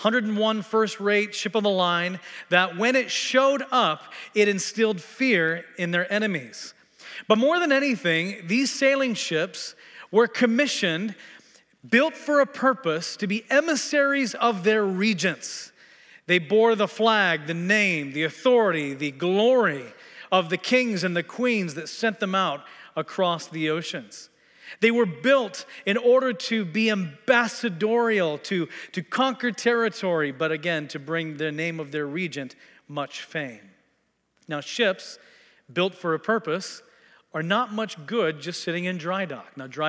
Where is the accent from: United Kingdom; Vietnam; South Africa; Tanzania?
Tanzania; also born or lived in Texas, United States / Kenya; I was born in Texas, grew up in Tanzania and Kenya, East Africa, came back to the States to attend the U.S. Air Force Academy